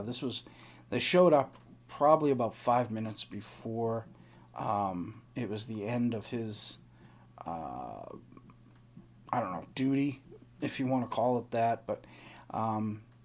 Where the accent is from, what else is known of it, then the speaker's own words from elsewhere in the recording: eastern Massachusetts, United States; also born or lived in Boston, Massachusetts / Oxford, Massachusetts; I grew up on the east part of Massachusetts